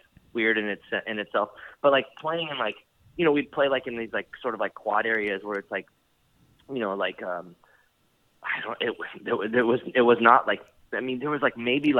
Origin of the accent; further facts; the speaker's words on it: San Diego, California, United States; growing up in San Diego and starting to play music, like when I started playing when I was 15, you know, a lot of it's not like Los Angeles